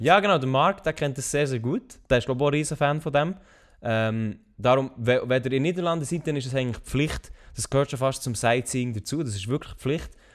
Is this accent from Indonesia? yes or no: no; Switzerland; als Schweizer, der kein Französisch kann